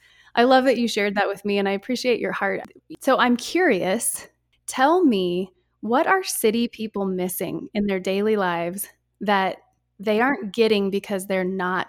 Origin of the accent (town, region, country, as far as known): Wyoming, United States